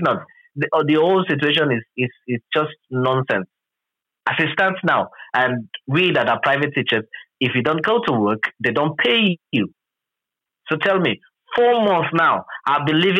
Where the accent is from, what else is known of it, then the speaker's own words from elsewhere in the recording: Rivers State, Nigeria; from Nigeria, River State in particular.